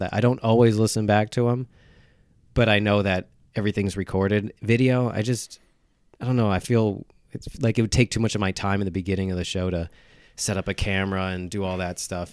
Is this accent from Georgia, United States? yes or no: no; Slate Hill, New York, United States; also born or lived in South Carolina; I'm from up here